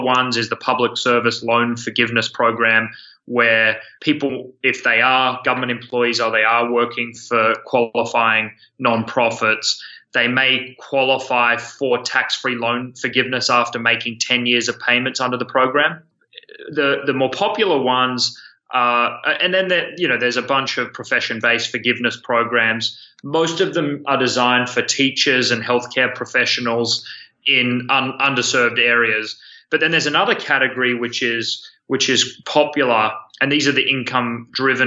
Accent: Australia; moved away as an adult; now in San Francisco, United States; my accent is not from New Jersey. I'm from Australia. I moved over in 2012

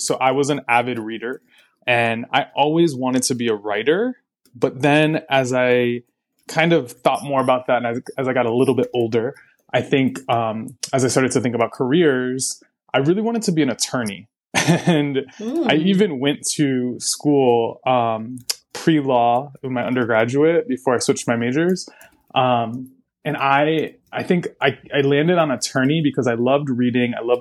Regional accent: Massachusetts, United States; also born or lived in San Francisco Bay Area, California / Puerto Rico (family); now in Chicago, United States; I'm from Massachusetts originally.

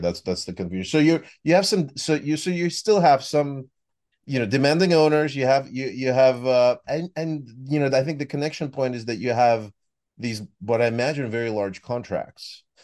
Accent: United States; accent: American; the U S, as you could hear from my accent, one that's near and dear to my heart

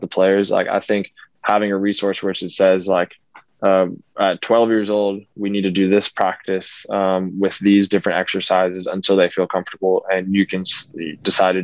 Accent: Orlando, Florida, United States; also born or lived in Kemi, Finland; I grew up in the Orlando area, spent my whole life here, other than when I was in Kemi, Finland.

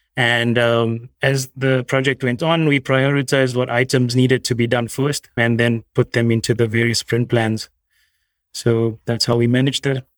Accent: South Africa; moved away; I'm originally South African

